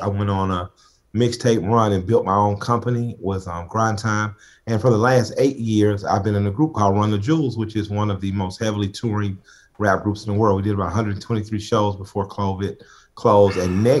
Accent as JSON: {"language": "English", "town": "Atlanta", "region": "Georgia", "country": "United States", "tie": "born or raised there", "said": "Yeah, I'm a kid from the west side of Atlanta. I grew up on Collier. In the Collier Heights community, right on Collier Drive."}